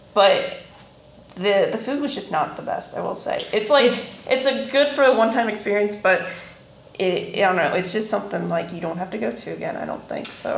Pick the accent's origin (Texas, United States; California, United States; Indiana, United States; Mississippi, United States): Indiana, United States; southeastern; I'm from like southeastern Indiana